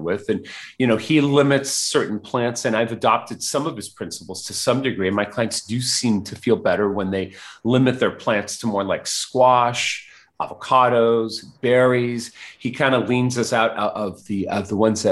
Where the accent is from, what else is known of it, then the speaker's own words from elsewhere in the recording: Mexico City, Mexico; I was born in Mexico City